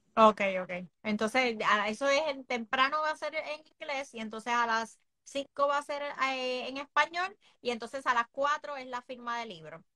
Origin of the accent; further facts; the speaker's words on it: Puerto Rico; nosotros como puertorriqueños